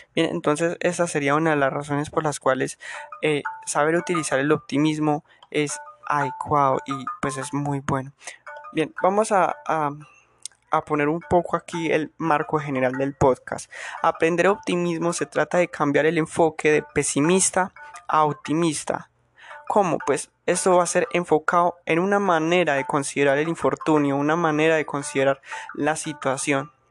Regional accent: Colombia; soy de Colombia, soy colombiano

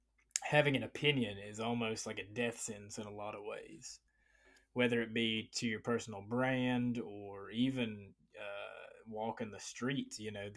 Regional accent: Appalachia, United States; I grew up in the Appalachian Mountains, bro.

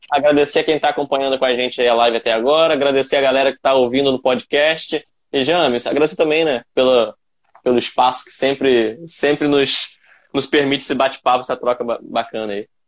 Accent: Campos dos Goytacazes, Rio de Janeiro, Brazil; Eu sou da cidade do interior do estado. Eu sou de Campos dos Goitacazes

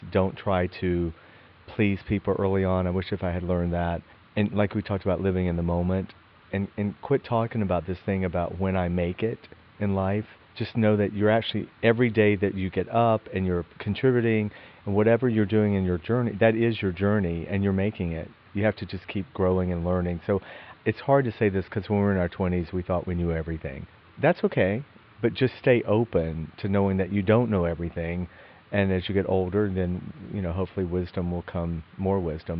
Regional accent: Athens, Georgia, United States; we grew up together in Athens, Georgia

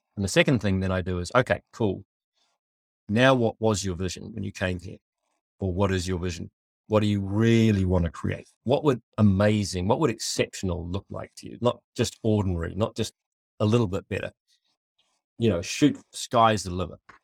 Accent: New Zealand; I was born in Aotearoa, New Zealand

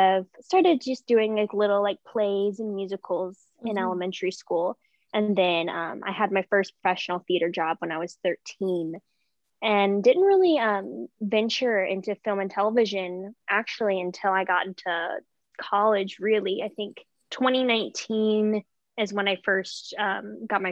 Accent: Memphis, Tennessee, United States; I was born and raised in Memphis, Tennessee

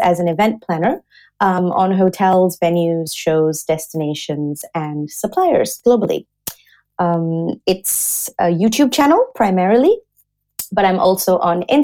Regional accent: Singapore; also born or lived in Australia / London; now in Germany; I'm originally from Singapore

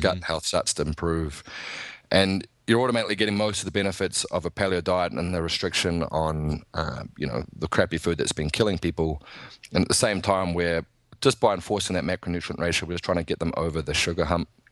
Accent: New Zealand; I'm from New Zealand

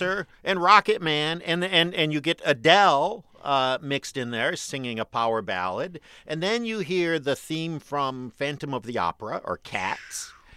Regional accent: Detroit, Michigan, United States; I am a kid from Detroit

